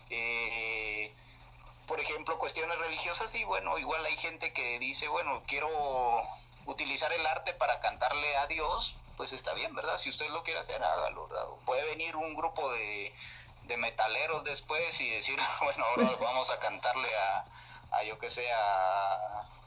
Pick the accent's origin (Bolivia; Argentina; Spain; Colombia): Bolivia; yo soy boliviano y, leí mi poesía